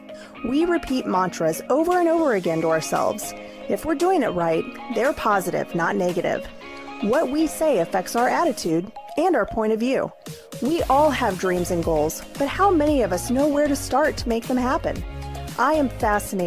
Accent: Kansas City, United States; we're both from Kansas City

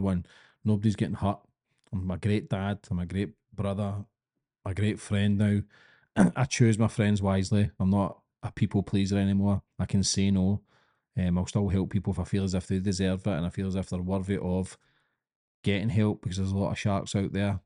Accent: Glasgow, Scotland, United Kingdom; accent: Scottish, thick; I'm a kid from Glasgow

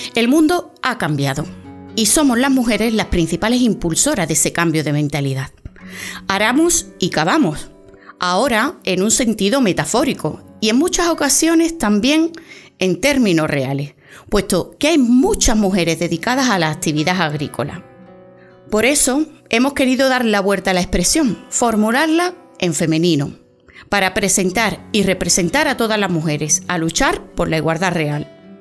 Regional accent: Huelva, Andalusia, Spain; periodista onubense

